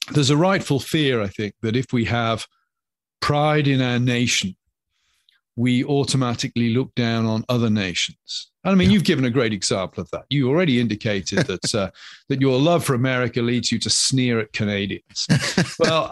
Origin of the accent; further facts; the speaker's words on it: England, United Kingdom; moved away as an adult; now in United States; I'm a citizen of the United Kingdom. Even if I ever take out American citizenship, my heart will always be English